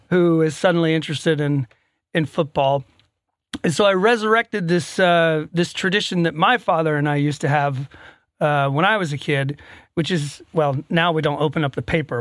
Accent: Atlanta, Georgia, United States; moved away as an adult; now in Sweden; I grew up right above you

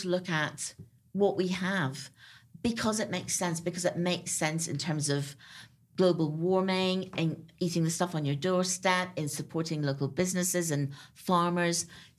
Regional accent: Ireland; And actually, growing up in Ireland, so did I. Because my great thing then was to kind of like, we could buy pomegranates at Christmas.

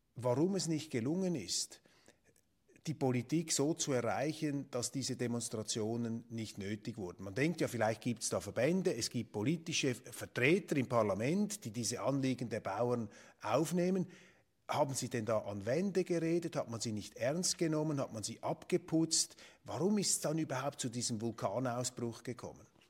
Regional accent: Switzerland; als Schweizer

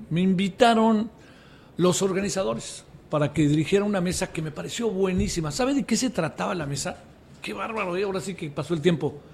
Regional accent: Mérida, Yucatán, Mexico; Este, yo soy de Mérida, de Yucatán, entonces vengan para que ustedes conozcan Mérida y los voy a llevar a las haciendas y los voy a llevar todo eso.

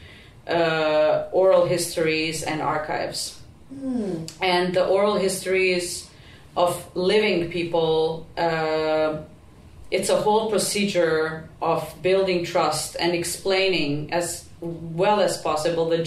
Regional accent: Prizren, Kosovo; first language Albanian; English is a second language; now in Helsinki, Finland; my hometown in Prizren in Kosovo

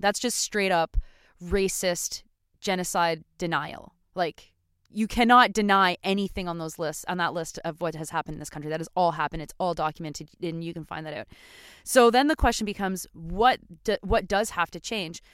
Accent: Canada; we as Canadian citizens

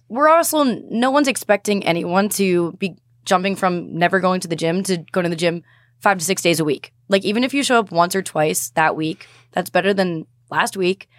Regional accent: Boston, Massachusetts, United States; I'm from Boston

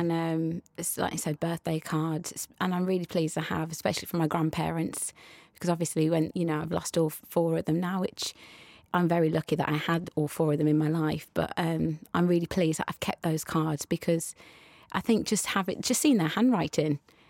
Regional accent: West Midlands, United Kingdom; accent: West Midlands

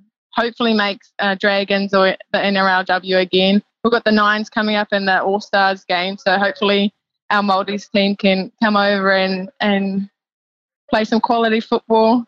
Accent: New Zealand; now in Australia; I'm from New Zealand

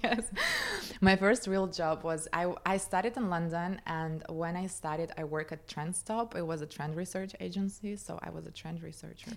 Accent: Moscow, Russia; moved away; I grew up in Moscow, in Russia

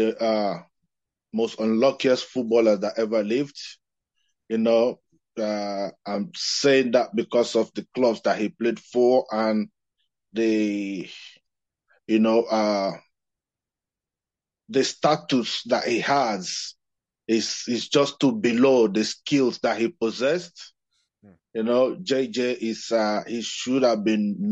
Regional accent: Nigeria; I'm from Nigeria, of course, you know that. And growing up, we looked up to the players like Rashidi Yekini

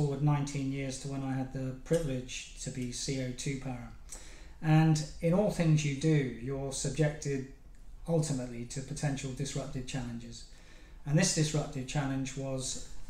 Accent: Plymouth, South West England, United Kingdom; also born or lived in Cornwall; I was brought up in Plymouth, but I have to say that I was born in Cornwall

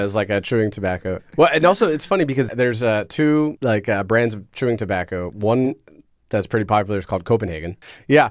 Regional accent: United States; now in Denmark

